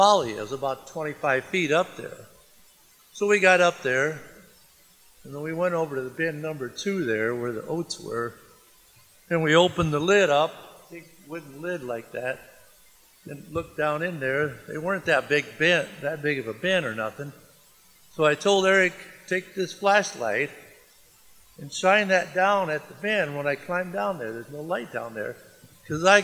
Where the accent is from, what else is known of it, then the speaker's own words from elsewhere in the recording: Le Roy, Illinois, United States; I'm from Leroy, Illinois